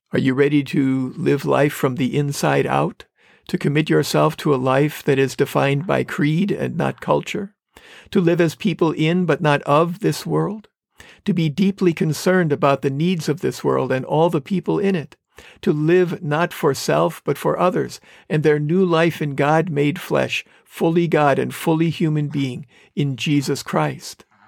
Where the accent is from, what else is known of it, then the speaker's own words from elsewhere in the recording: Manitowoc, Wisconsin, United States; moved away as an adult; When I came back to my hometown in Manitowoc, Wisconsin, after my first year of college